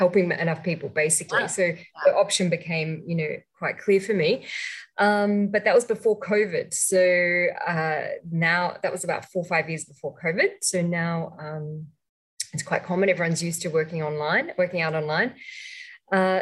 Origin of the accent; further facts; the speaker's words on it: Australia; moved away as an adult; also born or lived in Sydney, Australia; now in Malaysia; I'm actually from Australia, even though I'm living in Malaysia now for the last 10 years